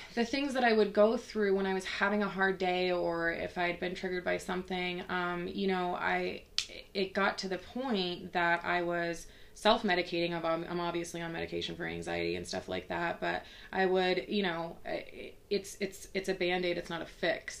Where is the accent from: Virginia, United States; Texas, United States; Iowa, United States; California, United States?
Texas, United States; I grew up in Texas